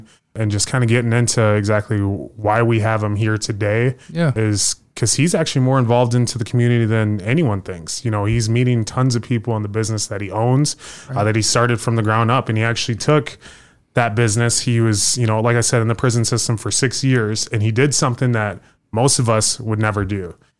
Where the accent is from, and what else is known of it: Sioux Falls, South Dakota, United States; born or raised there